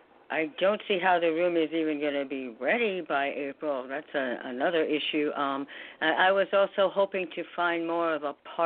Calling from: New York, United States

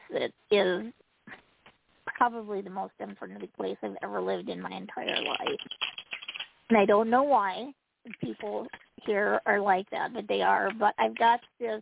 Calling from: Utah, United States; calling from Utah

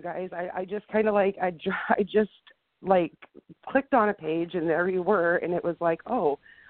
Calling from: Pasco, Washington, United States; I'm calling from Pasco, Washington.

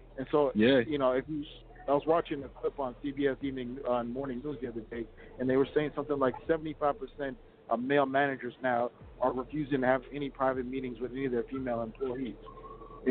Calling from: Minneapolis, Minnesota, United States; I'm calling from Minneapolis

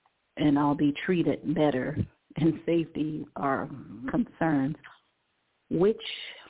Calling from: Cleveland, Ohio, United States; I'm calling from Cleveland, Ohio.

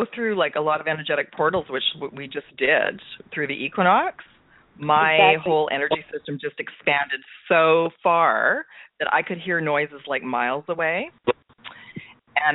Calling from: Vancouver, British Columbia, Canada; I'm calling in from Vancouver, British Columbia on the west coast of Canada today.

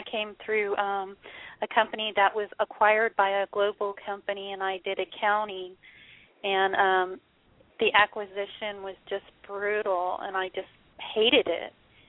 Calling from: Florida, United States; I'm from Florida.

